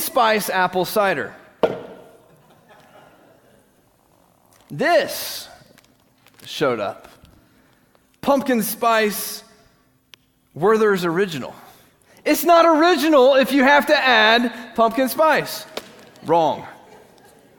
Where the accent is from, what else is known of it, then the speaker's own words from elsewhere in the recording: United States; we in this country, we live in a free country